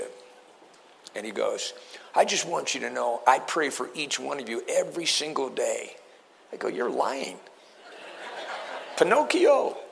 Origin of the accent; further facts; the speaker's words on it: East Coast, United States; I'm from the East Coast.